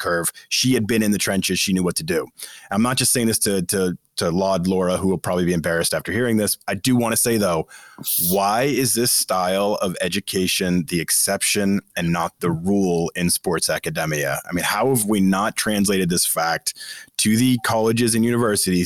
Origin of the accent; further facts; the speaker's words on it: Massachusetts, United States; I grew up in Massachusetts